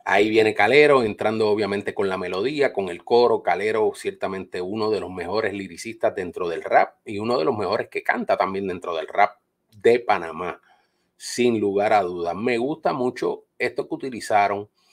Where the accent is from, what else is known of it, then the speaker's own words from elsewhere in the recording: Carolina, Puerto Rico; also born or lived in Bronx, New York, United States / Trujillo Alto, Puerto Rico; me crié en el barrio, me crié en la urbe, me crié en el Bronx de Nueva York, me crié en Carolina, Puerto Rico